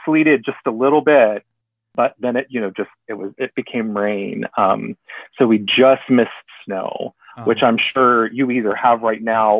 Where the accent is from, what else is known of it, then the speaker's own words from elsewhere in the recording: Kentucky, United States; born there; also born or lived in Texas, United States; Born, no. I was born in Kentucky when dad was in seminary, but my dad is a born and raised Texan.